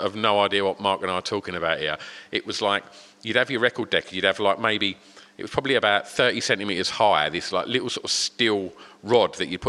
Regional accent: East of England, United Kingdom; especially growing up in Essex, like, you're not really encouraged as a child, I think, to be artistic.

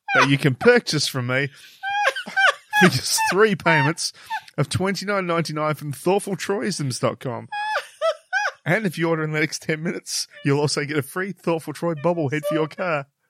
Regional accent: Australia

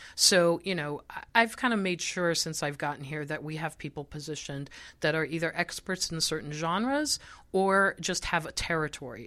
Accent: Israel; moved away; I grew up in Israel, so I got a lot of my pop music from Europe

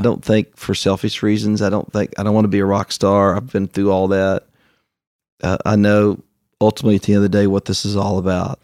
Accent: Canova, West Virginia, United States; moved away; also born or lived in Nashville; I grew up in Canova, West Virginia

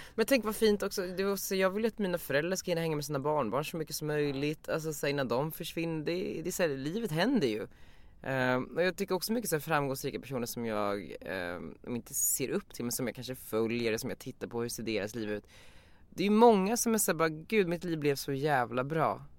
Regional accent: Västerås, Västmanland, Sweden; moved away as an adult; now in Stockholm, Sweden; jag är från Västerås och växte upp där

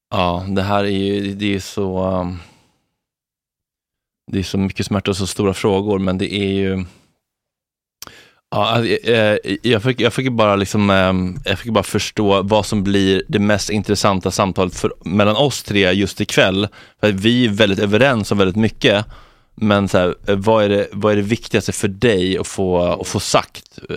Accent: Sweden; som svensk och liksom västerlänning så har man ju ett stort förtroende för våra media-outlets.

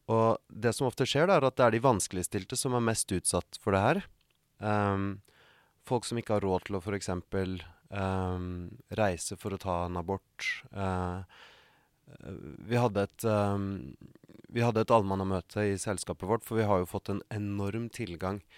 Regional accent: Norway; moved away as an adult; now in United States

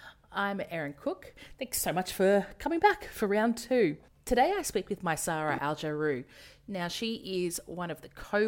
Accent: Australia; accent: Australian; I'm a white Western woman, as you can tell from my terrible Australian accent.

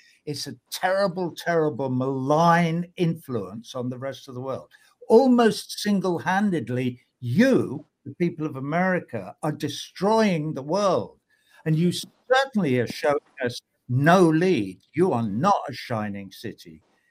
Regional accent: Iowa, United States; You know, I don't know. I'm from Iowa, you know.

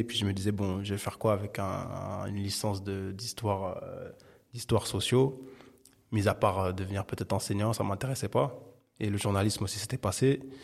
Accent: Paris, Île-de-France, France; now in Saint-Denis, France; J'ai grandi, alors je suis né à Paris dans le treizième, jusqu'à il y a trois ans maintenant où je vis à Saint-Denis. Mais j'ai, j'ai principalement vécu dans le treizième arrondissement de Paris.

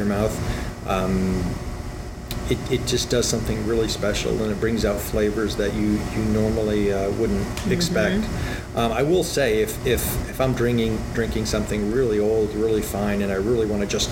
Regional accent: United States; I'm American

